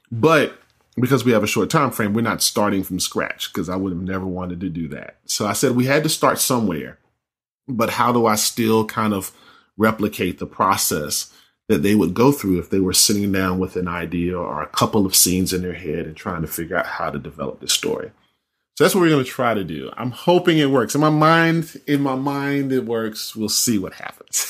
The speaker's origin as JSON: {"language": "English", "region": "North Carolina", "country": "United States", "said": "I'm from North Carolina"}